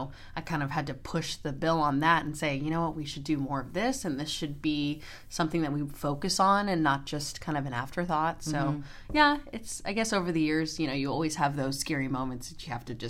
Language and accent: English; Houston, Texas, United States; So I am born and raised in Houston, Texas.